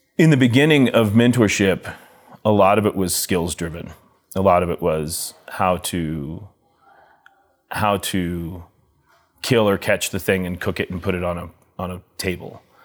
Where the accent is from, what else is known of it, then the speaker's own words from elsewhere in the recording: Telluride, Colorado, United States; growing up in Telluride